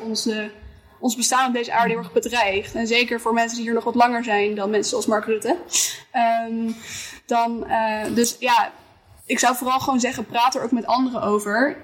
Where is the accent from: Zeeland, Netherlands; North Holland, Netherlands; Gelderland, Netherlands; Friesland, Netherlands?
Friesland, Netherlands; Schiermonnikoog; ik ben opgegroeid op Schiermonnikoog.